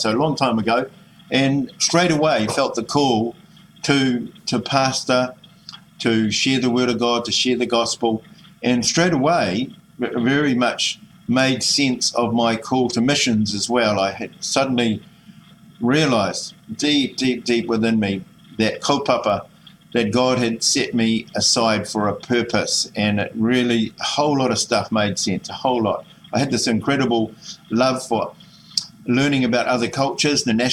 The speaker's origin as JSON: {"language": "English", "region": "Auckland", "country": "New Zealand", "tie": "born or raised there", "also_born_or_lived": "Kaitaia", "said": "I grew up in Glendowie and in Auckland here"}